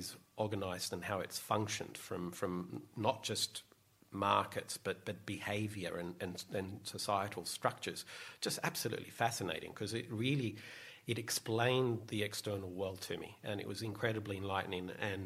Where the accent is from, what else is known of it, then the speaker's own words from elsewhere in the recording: Sydney, New South Wales, Australia; So I grew up in Bondi Beach